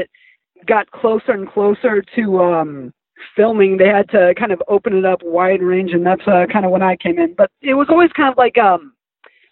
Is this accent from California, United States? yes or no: yes; Lancaster, California, United States; moved away; also born or lived in Santa Clarita, California; I'm originally from Lancaster, and then I moved up to Santa Clarita, which is a lot closer